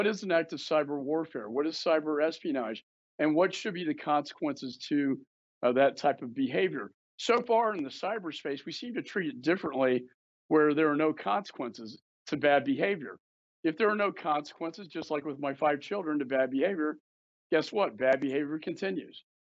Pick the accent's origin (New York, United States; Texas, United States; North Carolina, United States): Texas, United States; Austin; my hometown of Austin